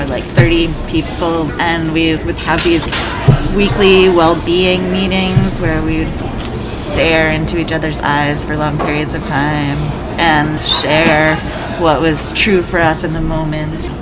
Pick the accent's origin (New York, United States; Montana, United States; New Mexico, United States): New York, United States; Ithaca; moved away as an adult; also born or lived in Lane County, Oregon; now in Eugene, United States; I am from Ithaca, New York. I moved to Lane County in 2000